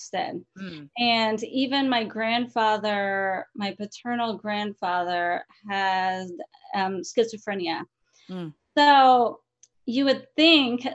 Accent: San Diego, California, United States; moved away as an adult; also born or lived in Colorado; now in Oregon, United States; I'm originally from San Diego, California, and I didn't know how good I had it in San Diego, California

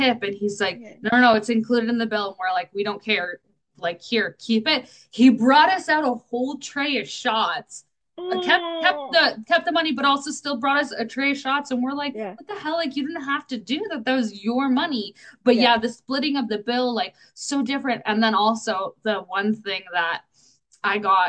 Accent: Canada; we're Canadian

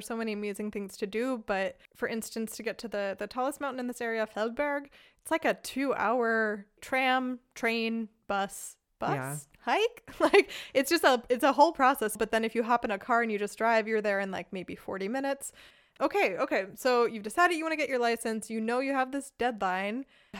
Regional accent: Pennsylvania, United States; now in Germany; I am from Pennsylvania, which was on that list.

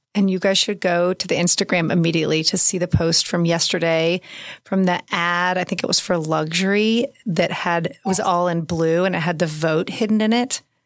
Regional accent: Oklahoma City, Oklahoma, United States; moved away as an adult; I grew up in Oklahoma City. I lived away for 15 years. I moved home 17 years ago

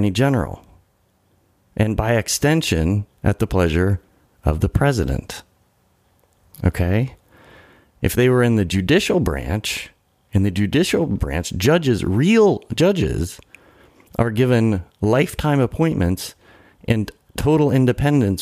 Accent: United States; born in America

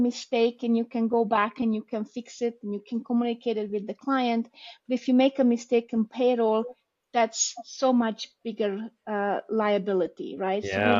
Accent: Hungary; English is a second language; also born or lived in Romania; I was born in Romania. We moved after the 89 revolution to Hungary.

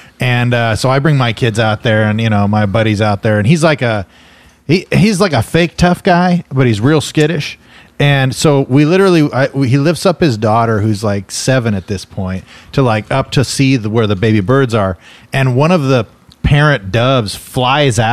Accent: Fresno, California, United States; I growing up in Fresno

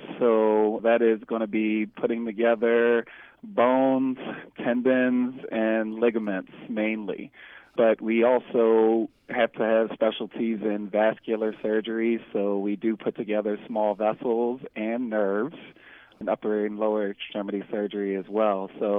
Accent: Baltimore, Maryland, United States; Well, growing up, I grew up in Baltimore City

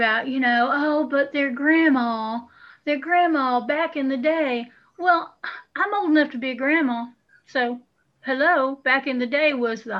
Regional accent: Appalachia, United States; accent: Appalachian; We are actually Appalachian people.

